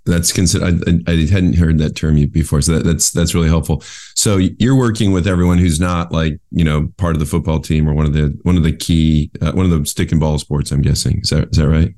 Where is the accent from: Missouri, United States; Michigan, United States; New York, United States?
Michigan, United States; West; moved away as an adult; now in California, United States; I grew up in West Michigan, so it's sort of similar to Buffalo